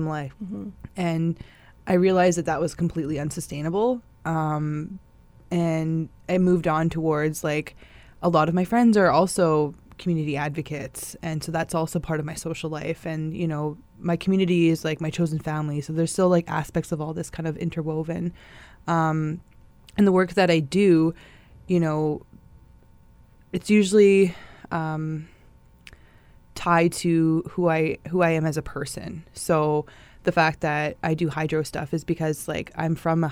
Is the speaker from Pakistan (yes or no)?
no; Saugeen First Nation, Ontario, Canada; now in Winnipeg, Canada; I'm originally from Saugeen First Nation, but I reside here in Winnipeg